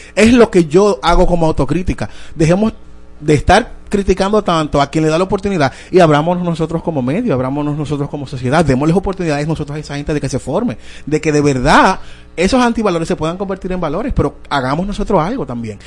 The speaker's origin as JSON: {"language": "Spanish", "country": "Dominican Republic", "said": "nosotros como dominicanos"}